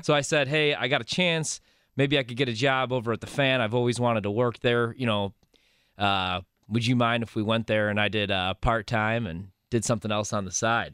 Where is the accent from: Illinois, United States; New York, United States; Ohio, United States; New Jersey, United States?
Illinois, United States; Chicago; moved away; also born or lived in Creston, Iowa; I grew up in Chicago